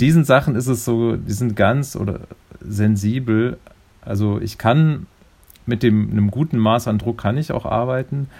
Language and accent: German; Neuss district, North Rhine-Westphalia, Germany; ich bin ja im Rheinland groß geworden. Also ich bin im, äh, komme aus dem Kreis Neuss